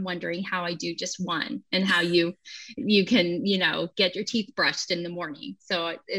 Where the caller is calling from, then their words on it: Tulsa, Oklahoma, United States; So I'm joining you from Tulsa, Oklahoma.